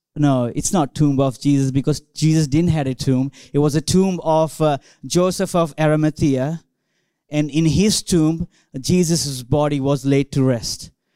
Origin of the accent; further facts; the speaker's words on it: India; English is a second language; moved away as an adult; now in Australia; I grew up in India